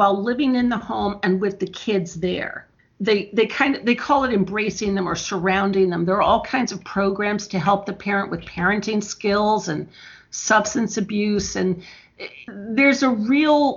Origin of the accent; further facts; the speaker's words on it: Bloomington, Indiana, United States; also born or lived in Chicago, Illinois; I was born in Chicago, but I grew up in Bloomington